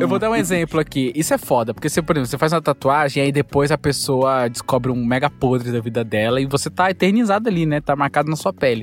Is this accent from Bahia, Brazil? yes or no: yes; Bahia, Brazil; now in São Paulo, Brazil; eu sou da Bahia